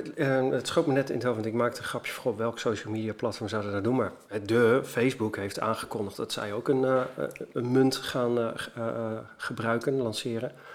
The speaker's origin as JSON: {"language": "Dutch", "country": "Netherlands", "said": "ik als Nederlander"}